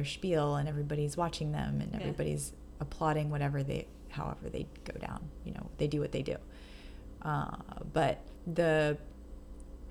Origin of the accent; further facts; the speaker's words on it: New York, United States; moved away as an adult; now in Los Angeles, United States; the idea that I have of myself as a New Yorker